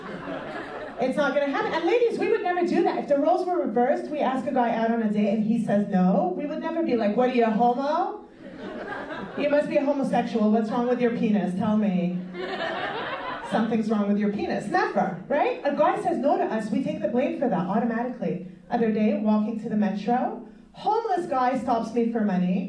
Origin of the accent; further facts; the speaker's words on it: Montreal, Quebec, Canada; I'm from Montreal